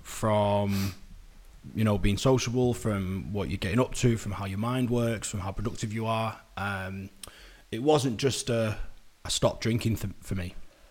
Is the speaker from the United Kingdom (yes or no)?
yes; Manchester, North West England, United Kingdom